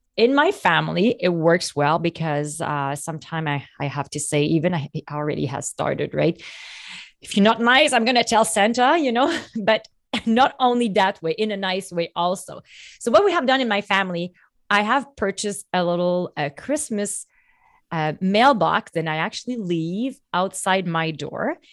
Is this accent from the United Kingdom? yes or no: no; Canada; I'm French Canadian